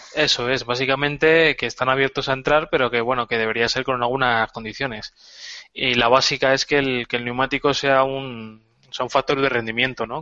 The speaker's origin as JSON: {"language": "Spanish", "country": "Spain", "tie": "born or raised there", "said": "la candidata española es de mi pueblo"}